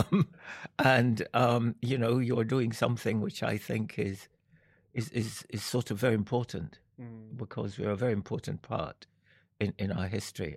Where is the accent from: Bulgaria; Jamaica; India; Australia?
Jamaica; also born or lived in London; now in Edinburgh, United Kingdom; I was brought up in Jamaica